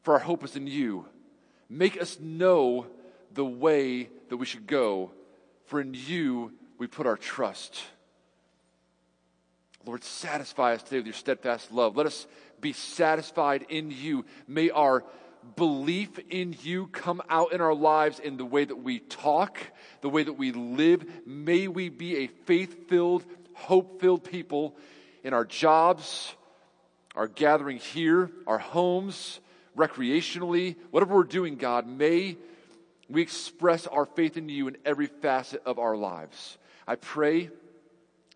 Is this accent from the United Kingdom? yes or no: no; New York, United States; now in Cedarville, United States; I'm from New York